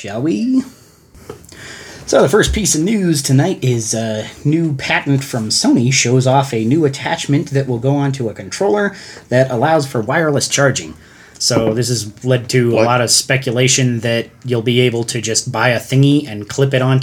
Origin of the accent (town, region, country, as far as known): Colorado, United States; accent: Colorado